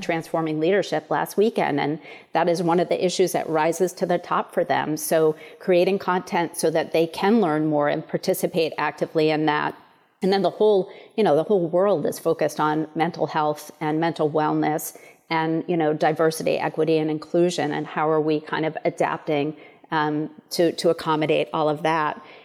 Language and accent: English; Portland, Maine, United States; also born or lived in Chicago; I'm a true Mainer. I was born and raised in Maine.